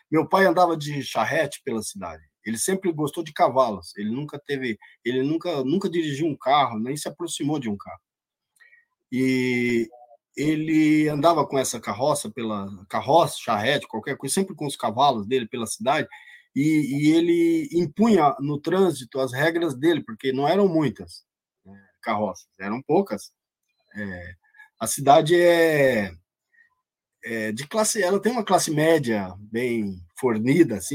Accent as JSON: {"language": "Portuguese", "region": "Paraná", "country": "Brazil", "tie": "born or raised there", "said": "de uma menina lá, lá na minha cidade, lá no Paraná"}